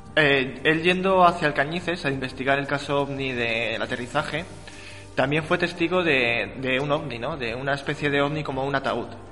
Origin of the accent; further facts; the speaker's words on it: Morales de Toro, Castile and León, Spain; en mi pueblo también, que viene en el libro, eh, aquí en Morales de Toro